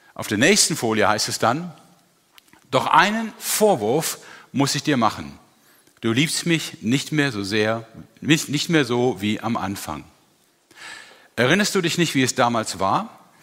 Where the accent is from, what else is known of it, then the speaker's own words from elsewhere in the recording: Germany; als Deutscher